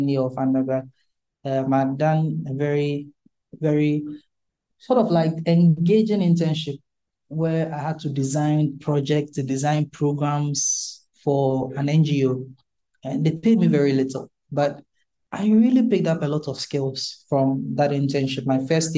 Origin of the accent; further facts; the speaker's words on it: Ghana; I'm Ghanaian